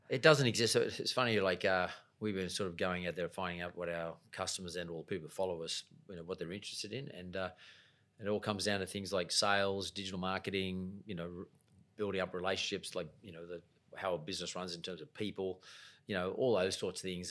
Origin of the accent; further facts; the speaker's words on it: Sydney, New South Wales, Australia; I'm a kid, grew up in the west suburbs of Sydney. I grew up in Punch Bowl, went to school in Lakemba.